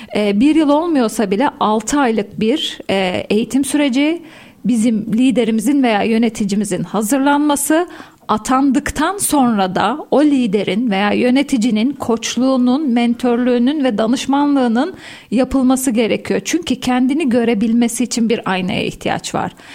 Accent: Soma, Manisa, Turkey; 1979 Manisa Soma doğumluyum

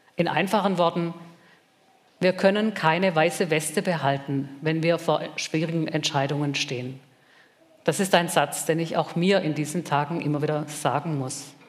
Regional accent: Germany

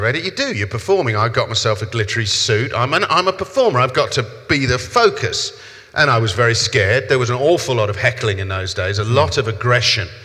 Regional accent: London, United Kingdom; accent: South London; my accent is South London

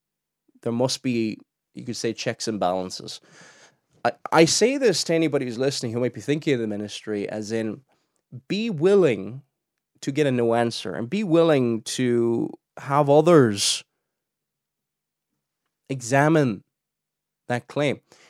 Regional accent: Cork, Munster, Ireland; I don't know if I've got a Cork accent. I'm originally from Cork, and I don't have a typical Cork accent. I have a very, very strange accent.

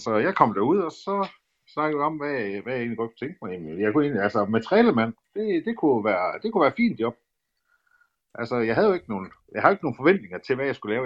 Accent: Aalborg, North Denmark Region, Denmark; also born or lived in Ceará, Brazil; jeg er fra Aalborg, født og opvokset i Aalborg

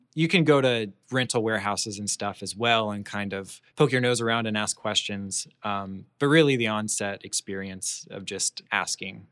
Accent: Orlando, Florida, United States; I'm from Florida. I grew up in Orlando. Um, grew up in Orlando all my life.

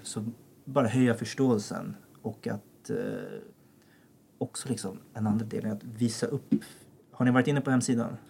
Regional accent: Sollentuna, Stockholm County, Sweden; Född och uppvuxen i Sollentuna, som är väldigt nära här

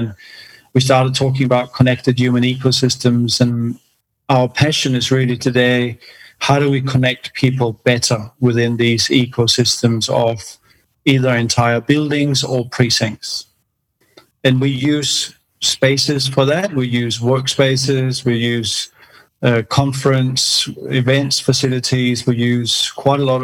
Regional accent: Denmark; moved away as an adult; also born or lived in London / China; now in Australia; I was born in Denmark a long time ago. I left when I was 18

